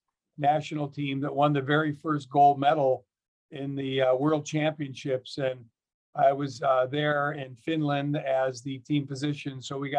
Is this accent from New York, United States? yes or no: no; Illinois, United States; moved away as an adult; now in Rochester, United States; I grew up in Illinois, Casey. We didn't really have organized hockey or an indoor rink. It's not until I came to Rochester, Minnesota in 1983